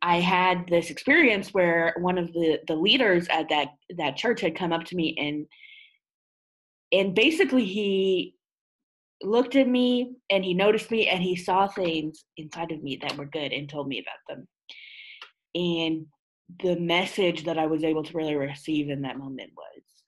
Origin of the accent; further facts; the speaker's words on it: Ottawa, Ontario, Canada; I hail from Ottawa, Canada